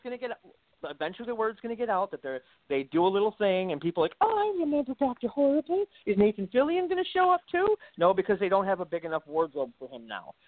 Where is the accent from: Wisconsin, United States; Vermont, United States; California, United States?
Wisconsin, United States; I'm from the Midwest. Okay, I'm I'm Wisconsin. I'm, I'm a doughy Wisconsin guy